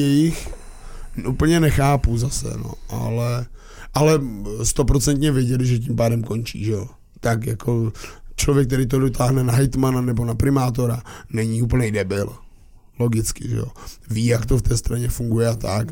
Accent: Moravia, Czechia; my Moraváci

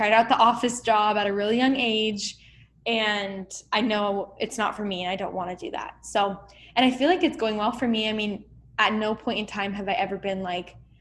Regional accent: Arizona, United States; also born or lived in California / Mesa, Arizona; I was born in California, but raised in Arizona, and I'm still here

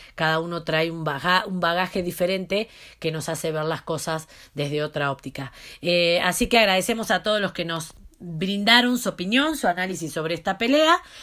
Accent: Argentina; como decimos en Argentina

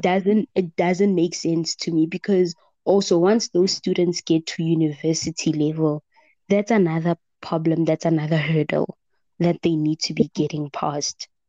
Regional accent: Gauteng, South Africa; I'm from Gauteng

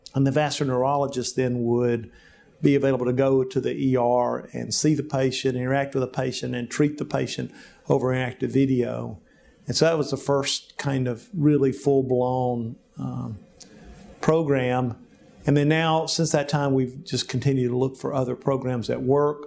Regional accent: Jemison, Alabama, United States; now in Little Rock, United States; I grew up in Alabama, in Jemison, Alabama, on a farm

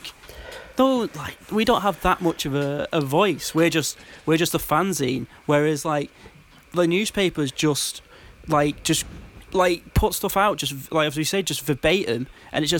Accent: Bury, North West England, United Kingdom; Bury is my hometown

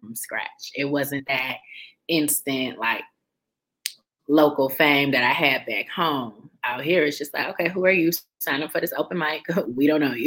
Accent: Detroit, Michigan, United States; moved away as an adult; now in Los Angeles, United States; growing up in Detroit

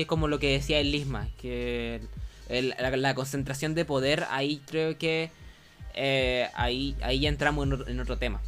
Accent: Chile; nosotros igual nos parece como medianamente extraño que, que otros países tengan monarquías porque eh, por la tradición histórica de Chile.

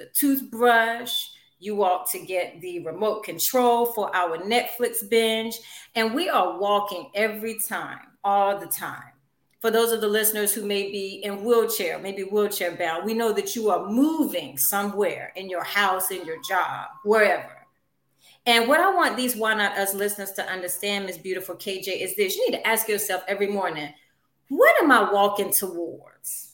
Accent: Louisburg, North Carolina, United States; I'm a North Carolina native of big old city of Lewisburg, North Carolina

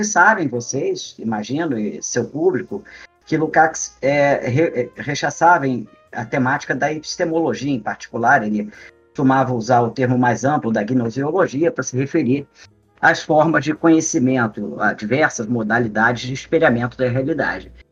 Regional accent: Brazil; nós brasileiros

